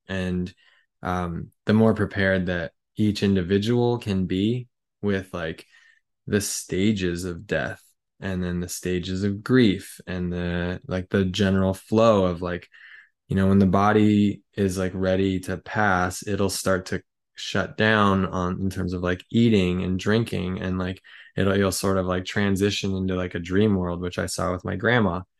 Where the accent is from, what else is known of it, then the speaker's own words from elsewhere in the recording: United States; as an American